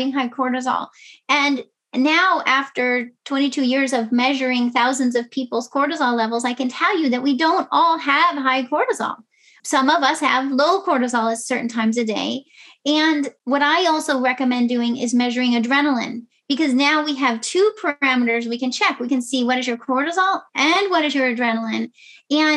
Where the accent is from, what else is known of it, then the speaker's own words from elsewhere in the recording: West Coast, United States; moved away as an adult; also born or lived in New York City; I grew up on the West Coast